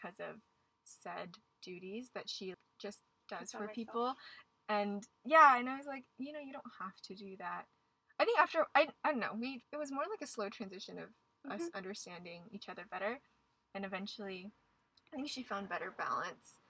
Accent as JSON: {"language": "English", "area": "Bay Area", "region": "California", "country": "United States", "said": "I'm from the Bay Area in California"}